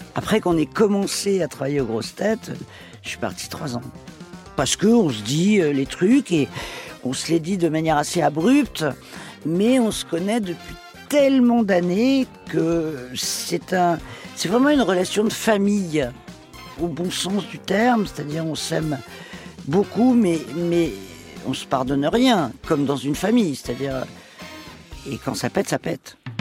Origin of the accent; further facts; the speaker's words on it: Paris, Île-de-France, France; also born or lived in Toledo, Spain (family origin); Ma région d'origine, euh, c'est l'Espagne, même si euh, je suis parisienne